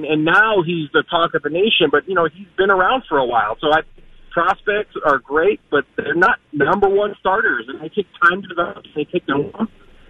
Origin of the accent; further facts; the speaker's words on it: New York, United States; now in Minneapolis, United States; I was born and raised in New York. I do live in Minneapolis now.